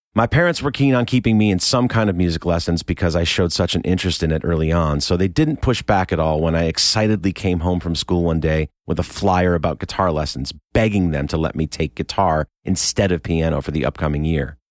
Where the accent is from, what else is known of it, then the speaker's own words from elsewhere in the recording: Rochester, New York, United States; I was born in Rochester, New York in nineteen seventy-one